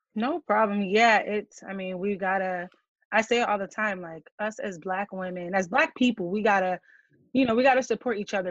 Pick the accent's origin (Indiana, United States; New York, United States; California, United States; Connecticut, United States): Connecticut, United States; moved away as an adult; also born or lived in Maryland; I am from Connecticut